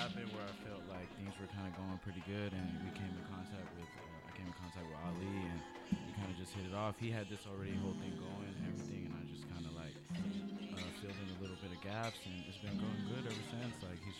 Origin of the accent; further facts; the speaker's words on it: Rialto, California, United States; also born or lived in Guatemala; But I pretty much grew up in the IE my whole life, Rialto. Yeah. You know, so I still stay there now.